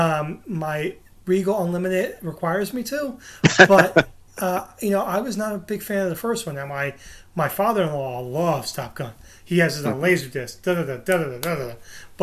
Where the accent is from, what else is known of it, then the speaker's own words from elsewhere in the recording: New Jersey, United States; I'm from North Jersey